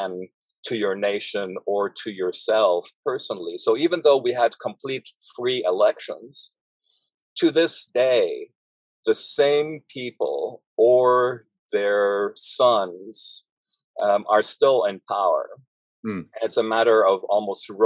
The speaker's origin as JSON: {"language": "English", "town": "Beirut", "region": "Beirut Governorate", "country": "Lebanon", "tie": "born or raised there", "moved": "yes", "said": "I grew up in Beirut in Lebanon."}